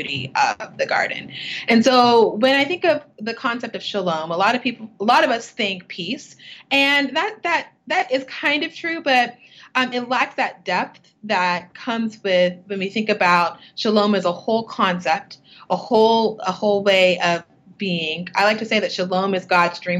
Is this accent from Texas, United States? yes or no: yes; Texas City, Texas, United States; moved away as an adult; also born or lived in New Orleans, Louisiana; now in St. Paul, United States; I live in St. Paul, Minnesota right now, even though I am a Texas girl. I'm from Southeast Texas, a little town called Texas City, Texas, which is near Galveston